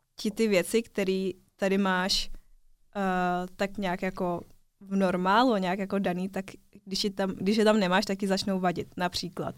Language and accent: Czech; Czechia; žiju celý život v Česku. Narodila jsem se tady, takže jsem Čechovětnamka taková